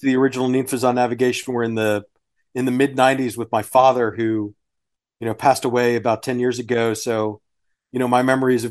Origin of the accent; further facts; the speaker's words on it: Sugar Land, Texas, United States; I grew up in Sugarland